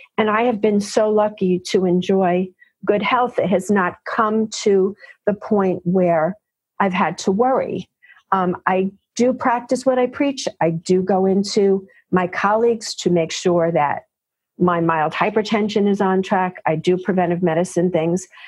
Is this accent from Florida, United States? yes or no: no; New York City, New York, United States; also born or lived in Yonkers, New York; I am one of those gals who is a native New Yorker, born and raised in New York, in the Bronx, Queens